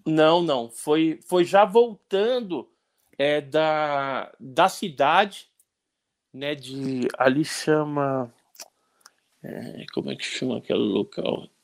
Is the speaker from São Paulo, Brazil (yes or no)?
yes; Santos, São Paulo, Brazil; moved away; Eu nasci em Santos também.